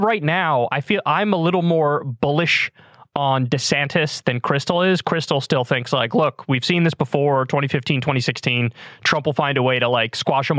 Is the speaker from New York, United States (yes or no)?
yes; New York, United States; I'm a New Yorker